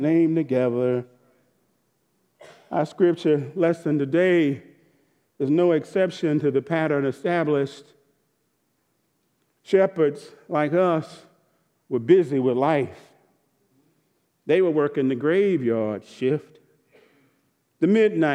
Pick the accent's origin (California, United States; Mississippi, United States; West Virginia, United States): Mississippi, United States; Jackson; the Methodist church I grew up in Jackson, Mississippi